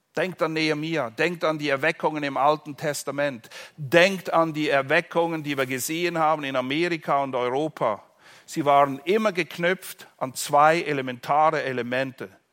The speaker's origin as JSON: {"language": "German", "country": "Switzerland", "said": "in der Schweiz, wo ich herkomme"}